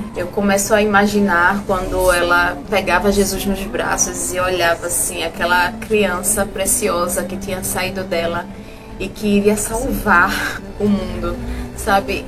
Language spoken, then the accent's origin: Portuguese; Recife, Pernambuco, Brazil; eu sou de Recife